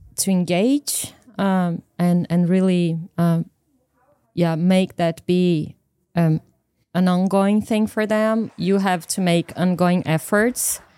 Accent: Brazil; moved away; also born or lived in United Kingdom; I come from Brazil

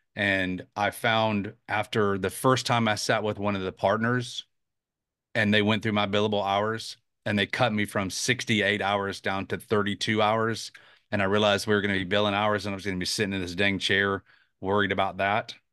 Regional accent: Atlanta, Georgia, United States; also born or lived in South Carolina; now in Charleston, United States; I grew up in Atlanta and moved to South Carolina many, many years ago

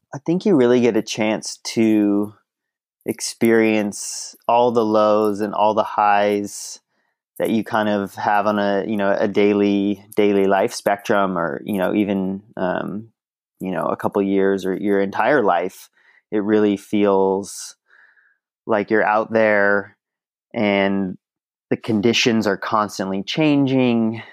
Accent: Mill Valley, California, United States; I grew up in the Bay Area

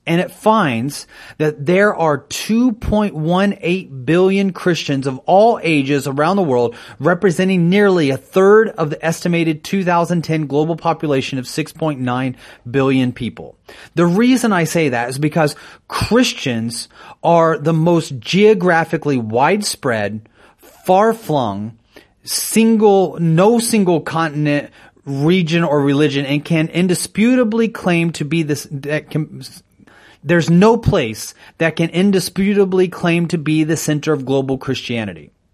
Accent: United States; I'm an American citizen

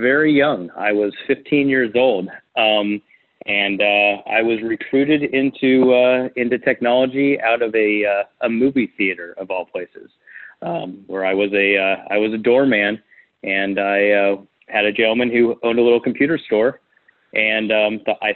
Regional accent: Huntington Beach, California, United States; moved away as an adult; also born or lived in San Francisco, California; now in Phoenix, United States; I'm from Orange County, California, Huntington Beach.

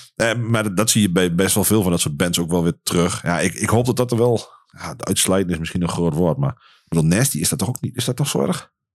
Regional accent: Wien, Overijssel, Netherlands; also born or lived in Enschede / Hengelo; ben van oorsprong kom ik uit Wien

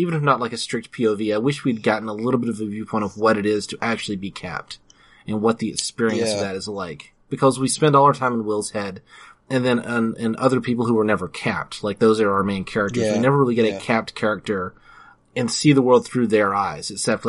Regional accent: the American South, United States; I was born and raised in the American South

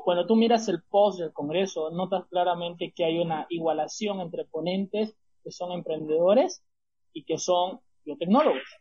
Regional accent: Santa Cruz de la Sierra, Santa Cruz, Bolivia; mi ciudad, que, ha sido, que es Santa Cruz de la Sierra

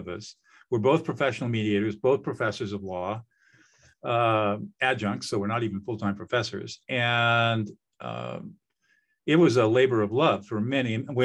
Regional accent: Southern California, United States; I grew up in Southern California in affluence.

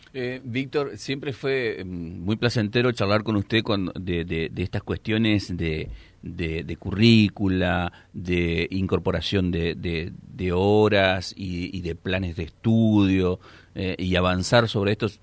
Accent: northern Santa Fe, Argentina; somos los norteños

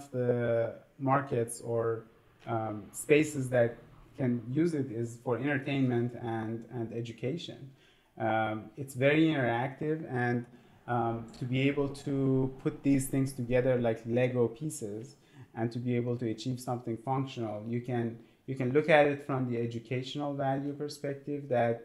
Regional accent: Iran; moved away as an adult; I grew up in Iran

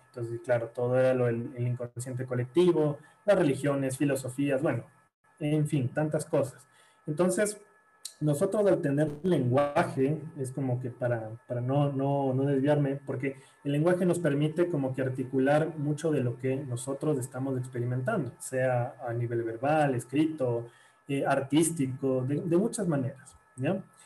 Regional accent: Guayaquil, Guayas, Ecuador; now in Quito, Ecuador; yo nací en, en Guayaquil y, después fue como me, vine a vivir acá a Quito, donde vivo actualmente

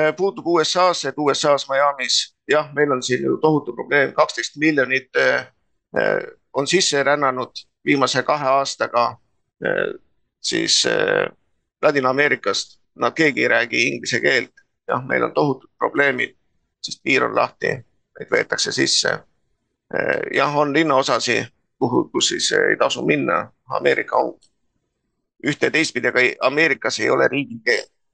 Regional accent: near Tallinn, Harju County, Estonia; ma olen sündinud Puusalus, Tallinna ligidal. noh, meie põhimõtteliselt oli sajaprotsendiliselt eestikeelne alevik

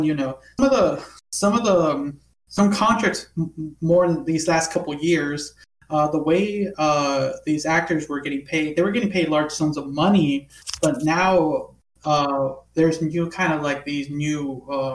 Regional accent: United States; I am American

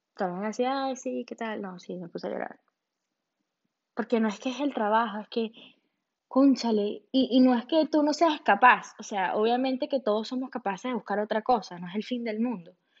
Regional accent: Venezuela; moved away as an adult; now in Miami, United States; yo soy de Venezuela

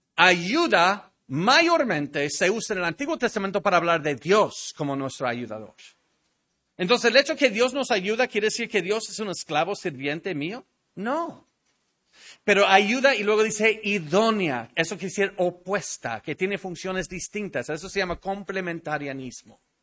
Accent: Mexico; nuestro país, México

